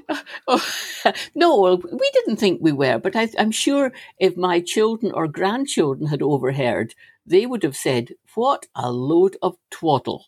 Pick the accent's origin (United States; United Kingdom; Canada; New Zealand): United Kingdom; Stirling, Scotland; having been born and brought up in Stirling